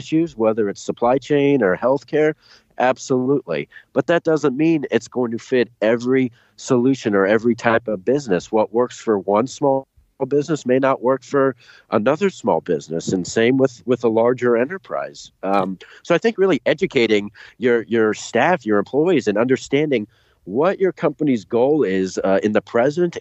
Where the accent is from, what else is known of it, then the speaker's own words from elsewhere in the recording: Dallas, Texas, United States; moved away as an adult; also born or lived in New York; now in Ohio, United States; I grew up in Dallas, Texas